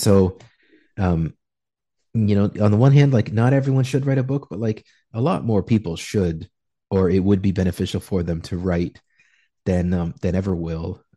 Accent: Canada; moved away as an adult; now in Peru; just Canadian

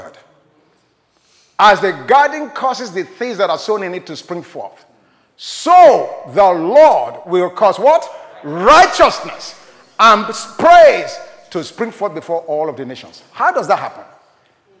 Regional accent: Nigeria; I was born in Nigeria

